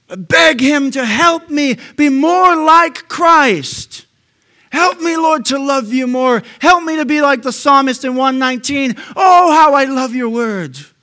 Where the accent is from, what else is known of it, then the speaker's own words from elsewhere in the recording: United States; I'm an American